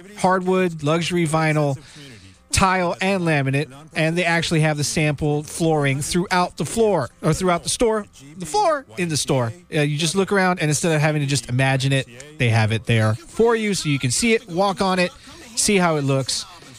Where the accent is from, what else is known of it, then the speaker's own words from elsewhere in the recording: Florida, United States; Mind you, I'm from Florida. I'm learning as I go.